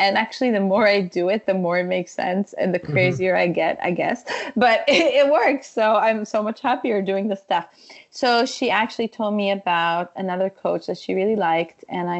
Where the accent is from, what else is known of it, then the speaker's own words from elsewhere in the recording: Ukraine; I grew up, you know, I'm Ukrainian. I was born in Ukraine.